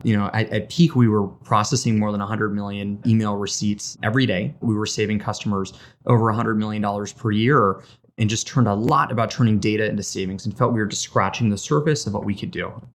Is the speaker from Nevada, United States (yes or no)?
yes; Las Vegas, Nevada, United States; moved away as an adult; also born or lived in Boston; I was born and raised in Las Vegas, Nevada. lived there for eighteen years